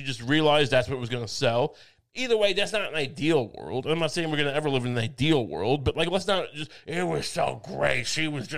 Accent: Suffolk County, Long Island, New York, United States; I'm from Suffolk County

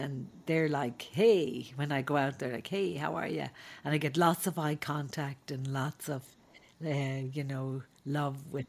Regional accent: Dublin, Leinster, Ireland; moved away; growing up in Ireland was a great uh, place to grow up

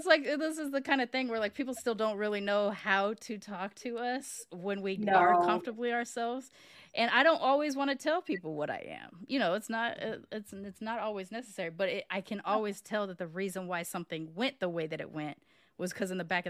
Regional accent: Long Beach, California, United States; also born or lived in Sacramento; now in Houston, United States; I'm from California. I'm from Long Beach. Well, technically, I was born in Sacramento, but I grew up all around California, and I assigned Long Beach to the, you know, like, going down the whole thing.

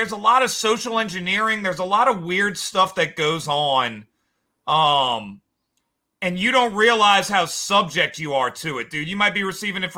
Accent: Louisiana, United States; we used to have this cool, like, Louisiana attitude where we were the party state

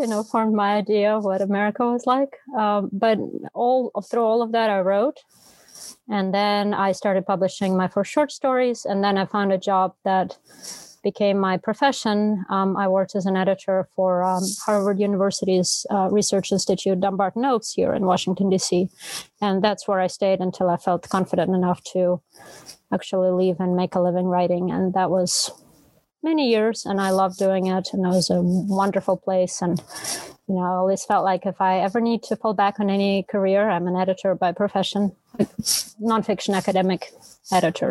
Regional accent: Moscow, Russia; English is a second language; moved away as an adult; also born or lived in Prague, Czech Republic; now in United States; So I was born in Russia in Moscow, and I grew up in Moscow and in Prague.

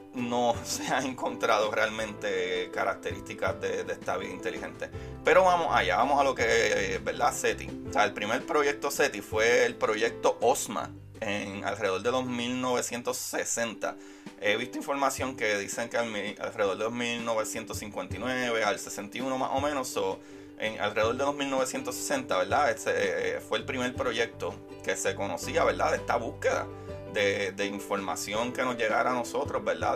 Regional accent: Puerto Rico; yo soy puertorriqueño y somos latinos

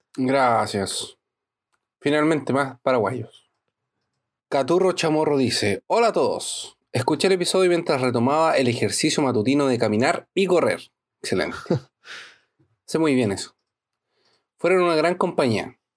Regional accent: La Serena, Coquimbo, Chile; now in Brazil; Yo viví toda mi infancia en La Serena

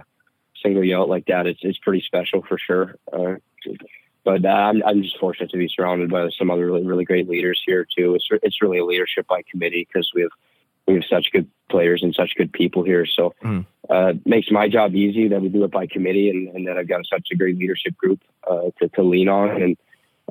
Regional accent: Calgary, Alberta, Canada; now in St. Cloud, United States; growing up in Calgary, too, when Mark Giordano was

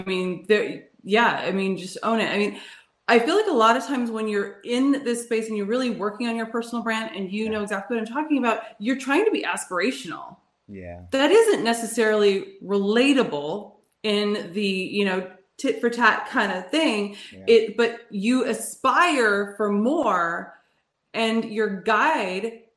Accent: California, United States; moved away; also born or lived in New York City; I'm from California, but I lived in New York City

